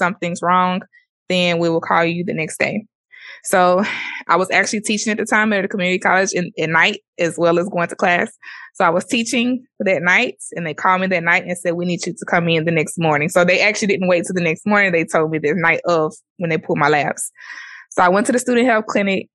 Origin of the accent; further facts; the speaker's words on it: Mississippi, United States; I'm African American. I'm from Mississippi